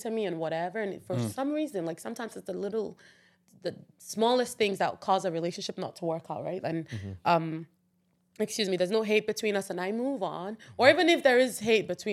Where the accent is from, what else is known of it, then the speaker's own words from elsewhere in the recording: Nigeria; moved away as an adult; As a Nigerian person